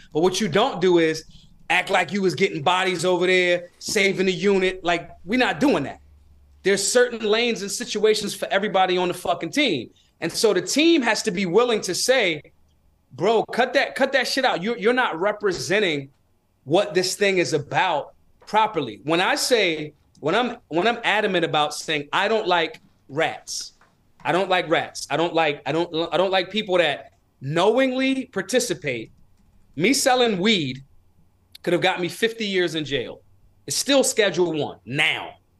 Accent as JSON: {"language": "English", "town": "Philadelphia", "region": "Pennsylvania", "country": "United States", "tie": "born or raised there", "said": "I was raised in Philly."}